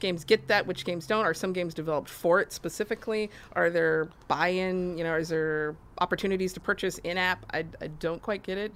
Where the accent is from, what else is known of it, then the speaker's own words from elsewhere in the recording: Austin, Texas, United States; I'm from Austin